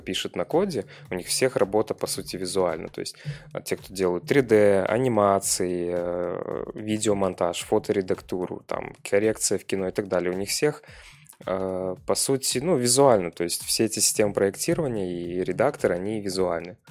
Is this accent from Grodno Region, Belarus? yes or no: no; Pinsk, Brest Region, Belarus; also born or lived in Minsk; я же из Пинска.